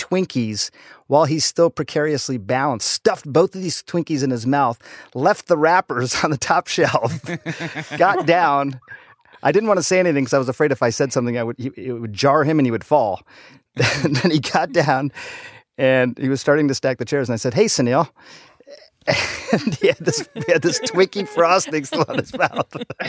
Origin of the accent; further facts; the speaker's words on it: Michigan, United States; Michigan for both of us. Small town in Michigan. I was born outside of Detroit. Parents were auto industry folks